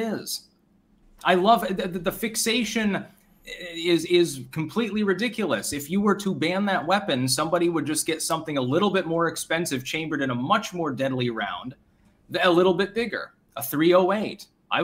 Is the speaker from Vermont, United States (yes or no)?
yes; Vermont, United States; my home state of Vermont